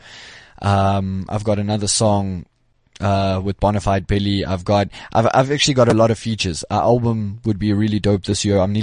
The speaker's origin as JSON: {"language": "English", "town": "Pretoria", "region": "Gauteng", "country": "South Africa", "said": "I'm not even a Joburg boy. I'm a Pretoria boy."}